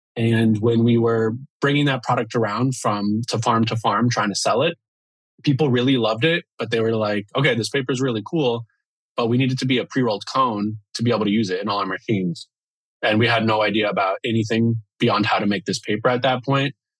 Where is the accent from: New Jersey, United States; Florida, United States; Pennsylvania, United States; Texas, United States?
Florida, United States; Miami; now in Seattle, United States; I'm from the East Coast, from Miami, and uh, yeah, grew up there